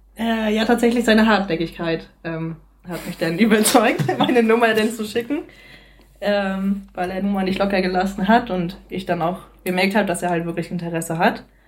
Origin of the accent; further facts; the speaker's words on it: Rostock, Mecklenburg-Vorpommern, Germany; moved away as an adult; now in Neustadt in Holstein, Germany; Ich komme eigentlich ursprünglich aus Rostock.